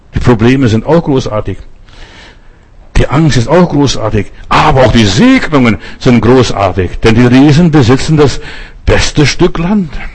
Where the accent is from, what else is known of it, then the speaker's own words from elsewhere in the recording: Germany; Wir als Deutsche haben unsere Geschichte gehabt mit dem Holocaust